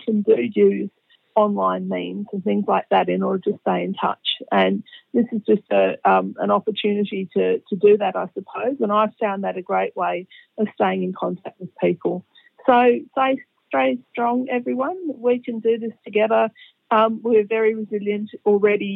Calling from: Canberra, Australian Capital Territory, Australia; I'm calling from Canberra. In the ACT

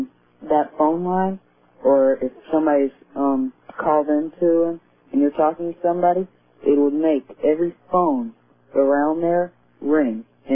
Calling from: Baton Rouge, Louisiana, United States; Baton Rouge, Louisiana.

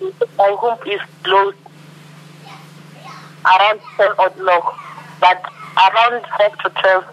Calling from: Limpopo, South Africa; I'm calling from Limpopo.

